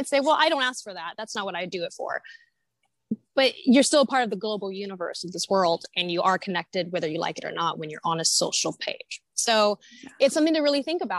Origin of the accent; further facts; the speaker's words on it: Northern California, United States; moved away; also born or lived in Santa Monica; I'm from Northern California originally